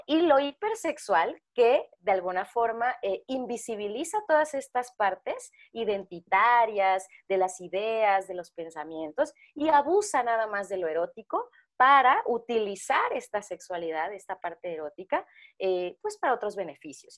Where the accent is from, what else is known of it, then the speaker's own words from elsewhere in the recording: Tapachula, Chiapas, Mexico; yo, soy de Chiapas, de Tapachula, y hacía un chingo de calor.